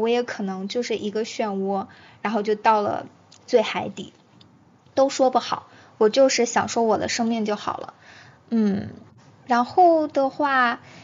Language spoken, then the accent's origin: Chinese; China; 我们中国人